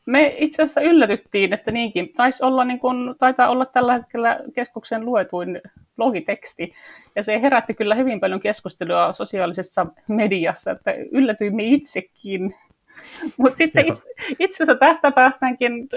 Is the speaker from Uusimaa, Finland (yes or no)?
no; Torne Valley, Lapland, Finland; moved away as an adult; also born or lived in Sweden / southern Finland; now in Lapland, Finland; Olen täältä Torniolaksosta kotoisin, mä olen Ruotsin puolella syntynyt ja Suomen puolella käynyt kouluun